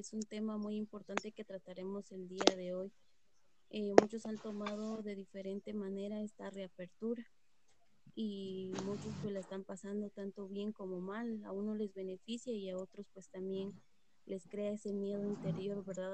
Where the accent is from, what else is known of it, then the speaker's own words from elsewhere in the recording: San Cristóbal Totonicapán, Totonicapán, Guatemala; soy originaria de San Cristóbal, Totonicapán